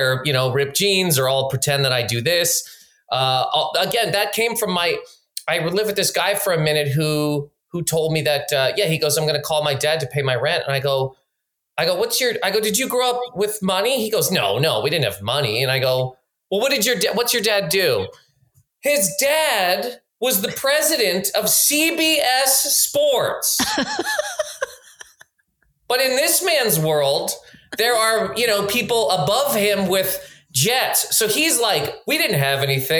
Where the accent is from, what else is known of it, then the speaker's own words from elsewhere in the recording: Nova Scotia, Canada; moved away as an adult; now in New York, United States; growing up in Nova Scotia